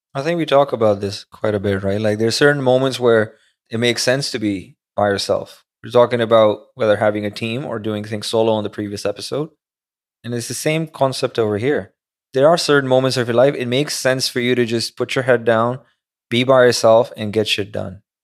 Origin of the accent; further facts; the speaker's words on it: Karachi, Sindh, Pakistan; moved away as an adult; now in New York, United States; I went to school over there, lived, like, twenty years of my life over there. Majority of my life was back home